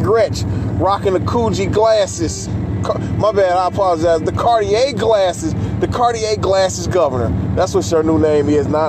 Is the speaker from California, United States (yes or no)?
no; Michigan, United States; my home state of Michigan